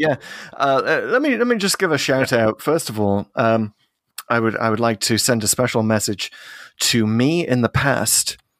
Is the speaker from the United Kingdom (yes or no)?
yes; United Kingdom; as a Brit.